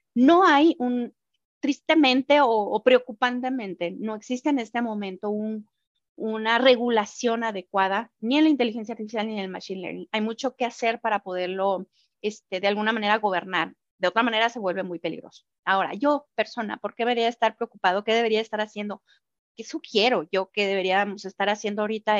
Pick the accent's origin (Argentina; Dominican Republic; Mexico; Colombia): Mexico; como mexicanos